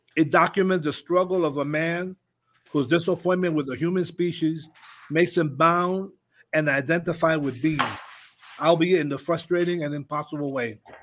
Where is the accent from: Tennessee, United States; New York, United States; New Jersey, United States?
New York, United States; moved away; growing up in New York